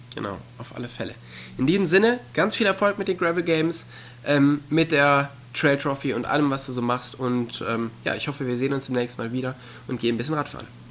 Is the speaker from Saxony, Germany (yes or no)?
no; near the Ruhr area, North Rhine-Westphalia, Germany; ich bin ja auch in der Nähe des Ruhrgebiets aufgewachsen